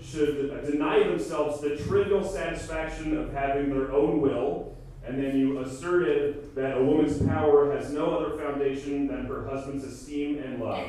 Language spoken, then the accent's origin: English; outside of Philadelphia, Pennsylvania, United States; I grew up outside of Philadelphia